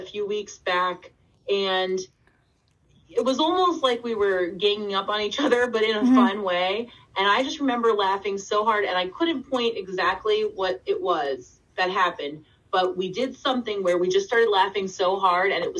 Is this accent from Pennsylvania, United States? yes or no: yes; Scranton, Pennsylvania, United States; I'm from Scranton